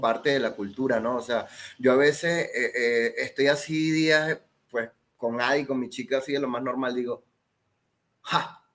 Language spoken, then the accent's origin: Spanish; Venezuela; now in Mexico; acá no soy mexicano y allá no soy venezolano